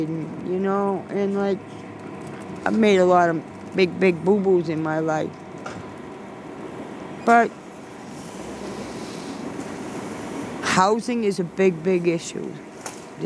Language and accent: English; Belmont, Massachusetts, United States; where I grew up in Belmont.